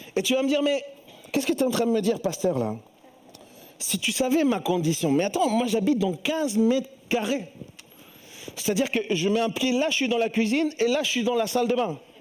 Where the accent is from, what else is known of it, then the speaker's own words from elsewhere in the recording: Chile; moved away; je viens du Chili